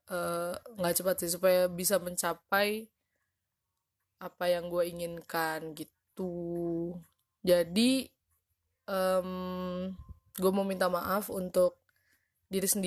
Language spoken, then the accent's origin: Indonesian; Padang, West Sumatra, Indonesia; waktu SMP tuh gue jadi uh, baru pulang gitu ke Padang sekolah di Padang sekolah di kampung gue